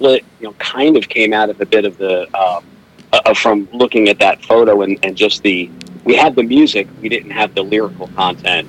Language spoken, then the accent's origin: English; New Jersey, United States; also born or lived in Somerville, New Jersey / Piscataway, New Jersey; now in Kansas City, United States; I'm from New Jersey